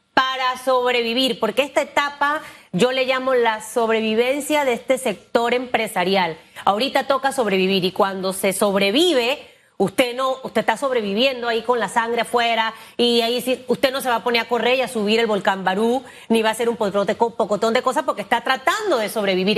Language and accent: Spanish; Panama; somos los panameños